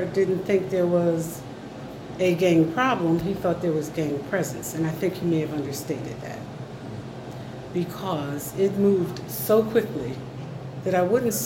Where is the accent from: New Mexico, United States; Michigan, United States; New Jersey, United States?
New Jersey, United States; Trenton; I was born and raised here in Trenton. I am a fourth generation Trentonian.